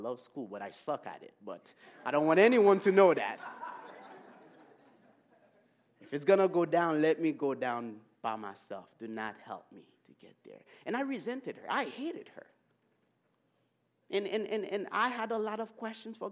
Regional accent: Haiti; moved away; I grew up in Haiti

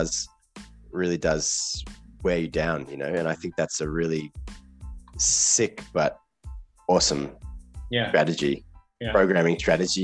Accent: Malang, East Java, Indonesia; my hometown, Malang

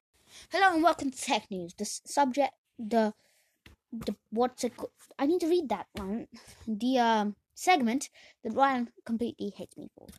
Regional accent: Australia; we're Australian

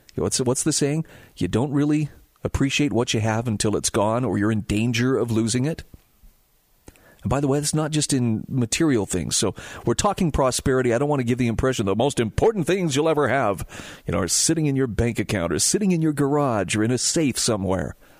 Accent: Utah, United States; here in my home state of Utah

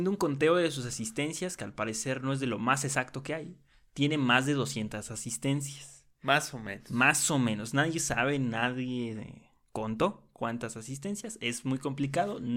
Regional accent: Mexico; los mexicanos jugábamos con seis extranjeros.

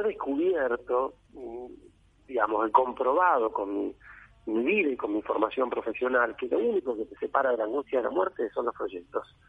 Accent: Argentina; nosotros los argentinos

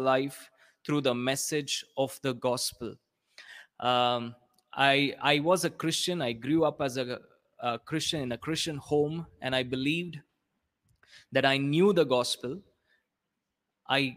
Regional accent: South India, India; I'm from India.

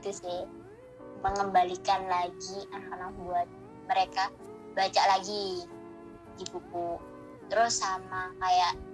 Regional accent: Gresik, East Java, Indonesia; desa kan aku asal gersik nih hmm, Gresik. desanya iya. itu di desa Mojo Tengah

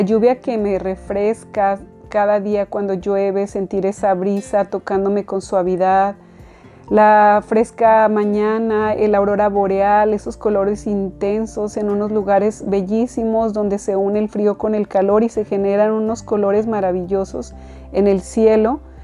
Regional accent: Mexico; now in United States; yo nací en México

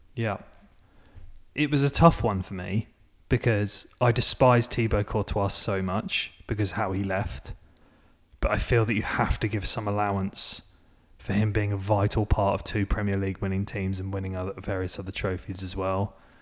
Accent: England, United Kingdom; now in United States; living in America as an Englishman

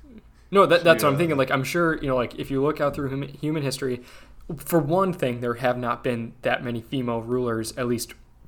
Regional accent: Ireland; Actually, I guess I've faced a little more shit for being Catholic than being Irish.

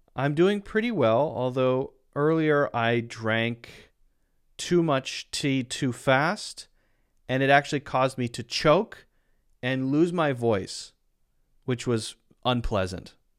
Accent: United States; I'm from the United States

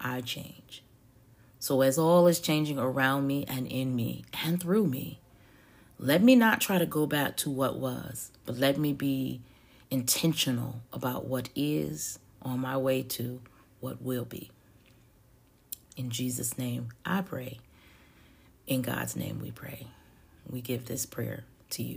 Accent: the South, United States; I'm a Southerner who loves and lives in sweet tea

